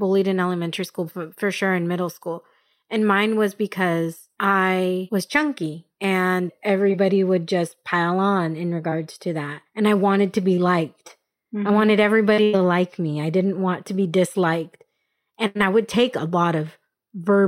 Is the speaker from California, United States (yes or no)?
yes; Escondido, California, United States; also born or lived in Albuquerque; I grew up in Escondido, which is North County, San Diego